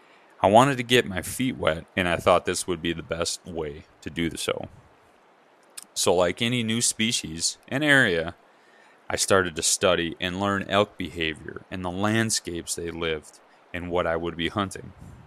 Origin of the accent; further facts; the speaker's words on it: Midwest, United States; moved away as an adult; now in Utah, United States; Growing up in the Midwest